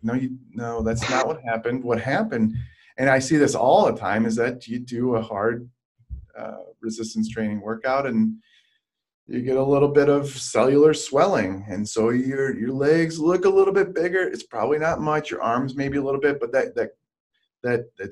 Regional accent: Michigan, United States; now in San Diego, United States; I'm from Michigan

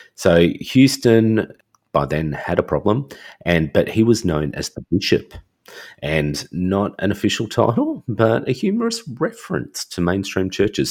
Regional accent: Australia; I'm Australian

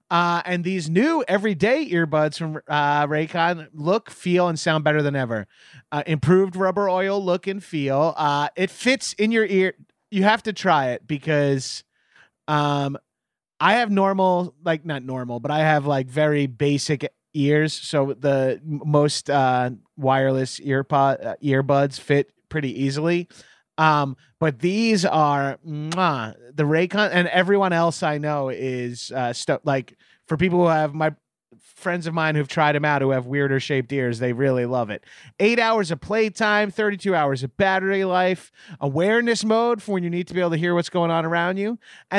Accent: New York, United States; Look, I'm a New Yorker.

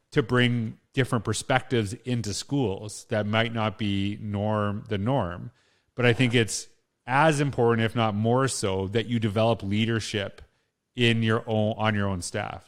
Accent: Saskatchewan, Canada; also born or lived in Alberta; now in Edmonton, Canada; I grew up in Canada. I grew up in small town Saskatchewan, lived in Alberta

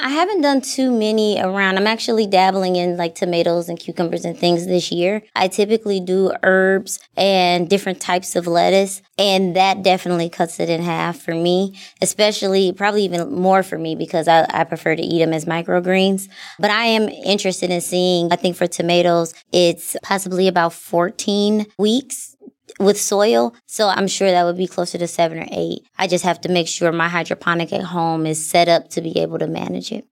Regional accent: Milwaukee, Wisconsin, United States; moved away as an adult; I moved away from Milwaukee. I came back. I live in my same neighborhood that I grew up in.

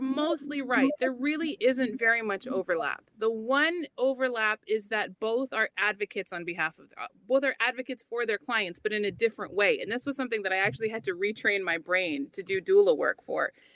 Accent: Cedar Rapids, Iowa, United States; I'm from Cedar Rapids, Iowa

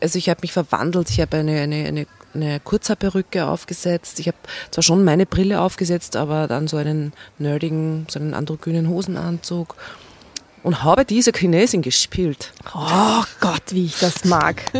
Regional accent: Steyr, Upper Austria, Austria; Ich bin in Steyr geboren

